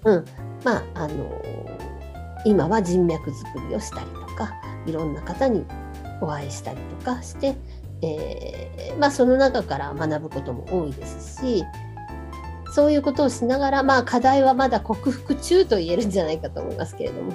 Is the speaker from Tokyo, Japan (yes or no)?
yes; Tokyo, Japan; 私東京生まれ東京育ち現在東京の狛江市に在住しております